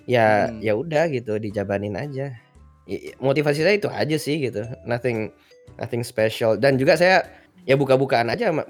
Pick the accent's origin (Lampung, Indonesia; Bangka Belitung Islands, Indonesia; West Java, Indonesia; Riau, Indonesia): Riau, Indonesia; Pekanbaru; saya dulu gedenya di Pekanbaru guys